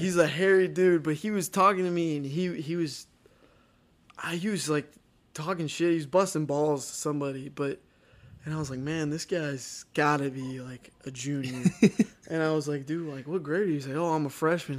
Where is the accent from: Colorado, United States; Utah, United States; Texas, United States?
Texas, United States; moved away as an adult; also born or lived in Ohio; the people I grew up in Texas